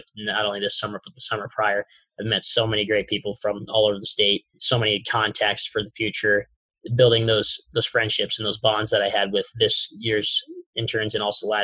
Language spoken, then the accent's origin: English; Plainview, Nebraska, United States; I am from Plainview, Nebraska, which is a small town in northeast Nebraska, about 1,000 people